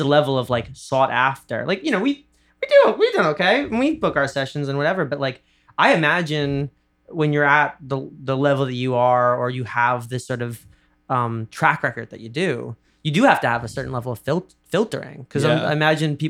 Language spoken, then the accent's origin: English; New York, United States; I'm very culturally Jewish and New York Jew